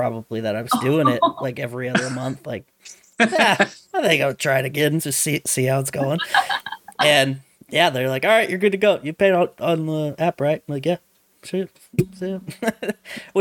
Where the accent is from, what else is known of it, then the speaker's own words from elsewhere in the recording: Kearney, United States; When Domino's first started doing their mobile app ordering in Kearney, in my hometown